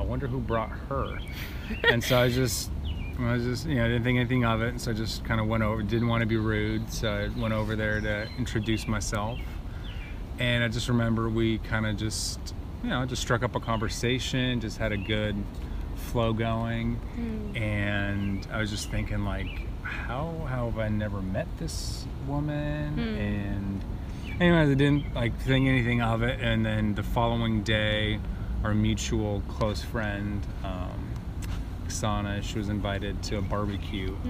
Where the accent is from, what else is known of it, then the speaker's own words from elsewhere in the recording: Portland, Oregon, United States; also born or lived in Ukraine; lived in America since about 7 or 8 years old. Grew up in Portland, Oregon, most of my adult life